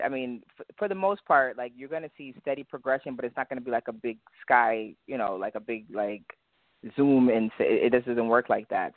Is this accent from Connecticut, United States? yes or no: yes; Hartford, Connecticut, United States; accent: Jamaican; I'm from Hartford, Connecticut. Um, both of my parents, my whole family is Jamaican. So my mom, my dad, they're Jamaican, but I grew up here